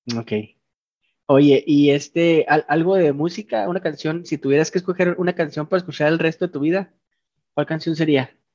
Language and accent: Spanish; Chihuahua, Mexico; Nosotros los, los de Chihuahua somos chihuahuenses